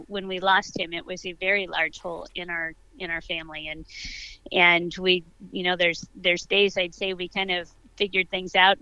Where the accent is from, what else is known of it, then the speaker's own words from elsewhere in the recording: Prineville, Oregon, United States; I was born and raised in Prineville